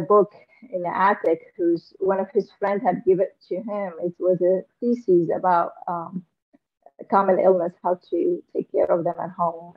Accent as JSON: {"language": "English", "town": "Damascus", "region": "Damascus Governorate", "country": "Syria", "tie": "born or raised there", "also_born_or_lived": "Aleppo, Syria", "moved": "as an adult", "lives_now": "United States", "said": "I came from Syria. I was born in Damascus, Syria."}